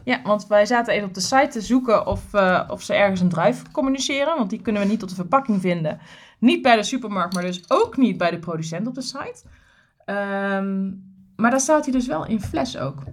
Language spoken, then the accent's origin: Dutch; Tilburg, North Brabant, Netherlands; ik kom uit Krijkenstad, hè, dus Kruikenzeiker